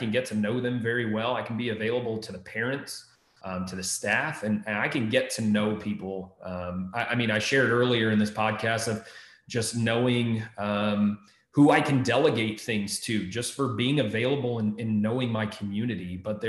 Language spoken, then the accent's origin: English; Texas, United States; also born or lived in Maryland; now in Ohio, United States; And I came from Texas, before that Maryland. I'm still in my first year in Ohio.